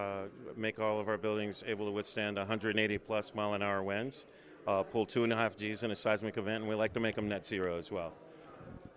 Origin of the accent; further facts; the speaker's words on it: Virginia, United States; moved away; also born or lived in Louisiana / Salt Lake City, Utah; I grew up in Virginia.